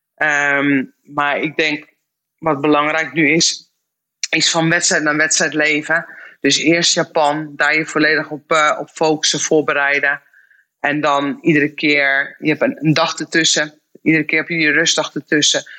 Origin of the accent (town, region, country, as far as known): Netherlands